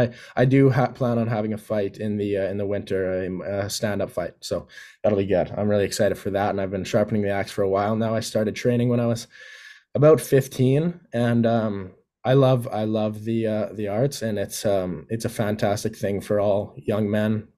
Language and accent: English; Yukon, Canada; moved away as an adult; also born or lived in Whitehorse; now in Parksville, Canada; I'm born and raised in the Yukon